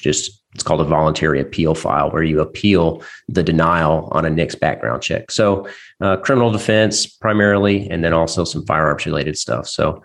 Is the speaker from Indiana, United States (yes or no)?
yes; Southern Indiana, United States; So I'm an attorney from Southern Indiana